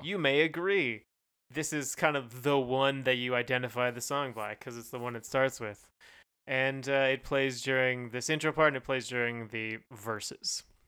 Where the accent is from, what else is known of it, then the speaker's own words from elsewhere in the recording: Canada; we're Canadian